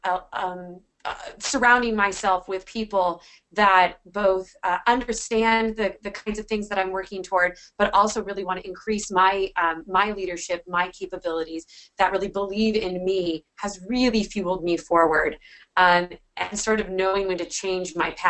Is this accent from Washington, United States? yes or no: yes; Washington, United States; my home state, at least, of Washington State